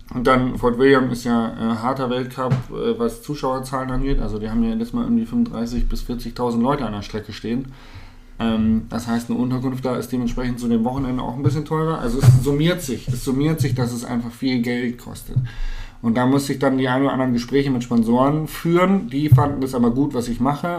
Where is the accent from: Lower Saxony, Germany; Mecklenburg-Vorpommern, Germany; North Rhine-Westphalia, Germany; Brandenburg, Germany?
Lower Saxony, Germany; Hanover; moved away; Ich komme aus Hannover oder ich habe zu dem Zeitpunkt in Hannover gelebt